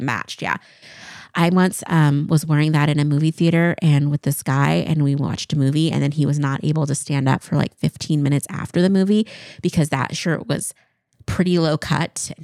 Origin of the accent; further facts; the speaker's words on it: Eastern Washington, United States; I grew up in Eastern Washington, so living here